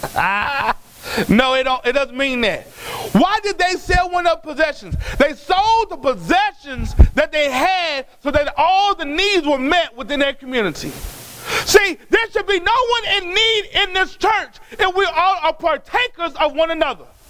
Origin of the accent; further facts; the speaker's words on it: Dallas, Texas, United States; I was born in Parkland. That's a government hospital.